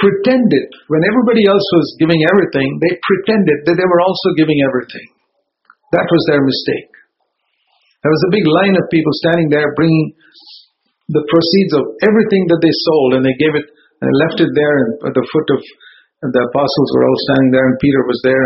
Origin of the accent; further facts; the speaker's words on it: Bangalore, Karnataka, India; moved away; back in my hometown in Bangalore